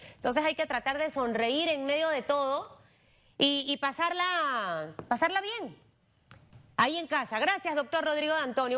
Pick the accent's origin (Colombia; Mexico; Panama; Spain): Panama; somos así los panameños